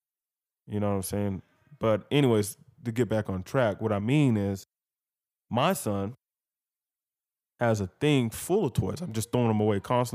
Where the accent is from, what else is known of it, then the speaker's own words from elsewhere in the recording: Georgia, United States; me being from Georgia, a lot of people be like, oh, you're from Georgia? Oh, you must be from Atlanta. No, I'm not from Atlanta